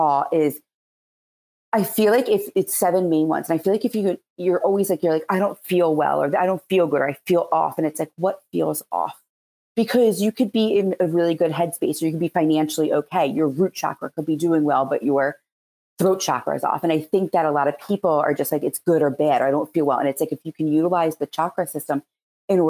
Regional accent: Philadelphia, Pennsylvania, United States; accent: Philadelphia; my Philadelphia accent

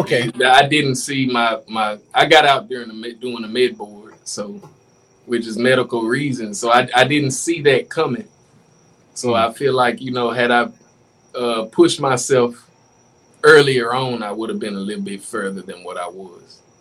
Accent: Natchez, Mississippi, United States; moved away as an adult; I'm from Mississippi.

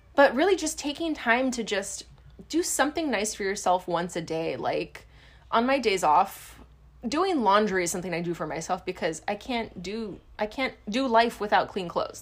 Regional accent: Hawaii, United States; we grew up in Hawaii

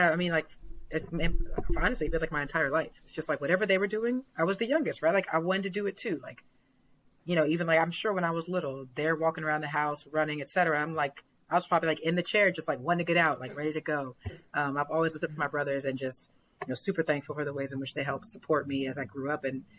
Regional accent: Alpharetta, Georgia, United States; also born or lived in Newark; So I was born in Newark, New Jersey, so right across the water from the city. And my family, we moved to the South when I was pretty young. So I was about four. We moved to Alpharetta, Georgia

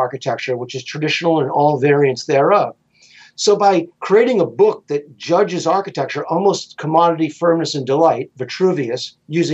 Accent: Rhode Island, United States; I'm from Rhode Island

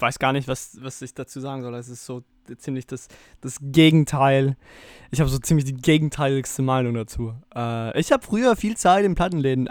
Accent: South Tyrol, Trentino-Alto Adige, Italy; Ich als Südtiroler

